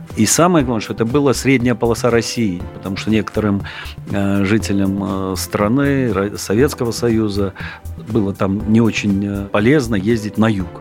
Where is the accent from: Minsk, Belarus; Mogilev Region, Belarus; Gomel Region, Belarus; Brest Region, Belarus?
Gomel Region, Belarus; Mozyr; also born or lived in Saint Petersburg; now in Moscow, Russia; Родился я в Наполесе, город Мозырь. Гомельской области